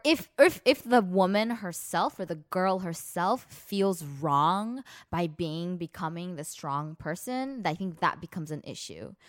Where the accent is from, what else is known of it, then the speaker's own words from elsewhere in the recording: Los Angeles, California, United States; we're from Los Angeles